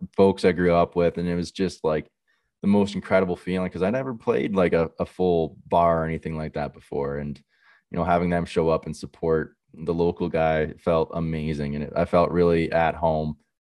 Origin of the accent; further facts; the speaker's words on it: Millbrook, Ontario, Canada; my hometown is in Millbrook